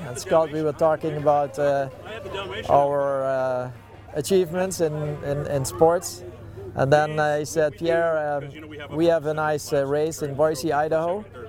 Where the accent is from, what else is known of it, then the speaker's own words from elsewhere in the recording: Netherlands; I'm from Holland.